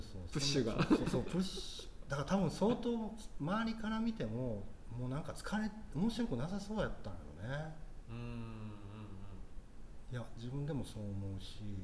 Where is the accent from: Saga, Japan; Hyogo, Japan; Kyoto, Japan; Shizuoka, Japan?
Hyogo, Japan; Takarazuka; 僕の地元はここやから